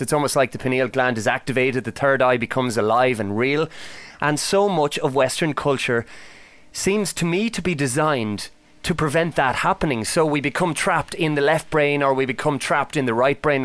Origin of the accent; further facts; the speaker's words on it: Ireland; the old Celtic myths that I would have been familiar with growing up in Ireland